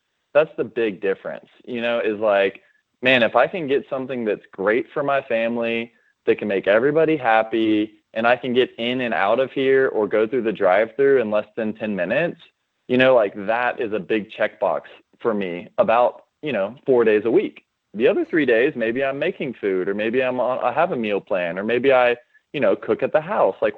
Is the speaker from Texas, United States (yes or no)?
yes; Austin, Texas, United States; now in Dallas, United States; I was born and raised in Austin, Texas